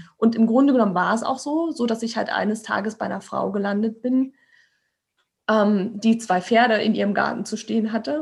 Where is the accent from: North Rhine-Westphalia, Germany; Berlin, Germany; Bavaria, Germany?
Berlin, Germany; ich bin, bin Berliner Stadtkind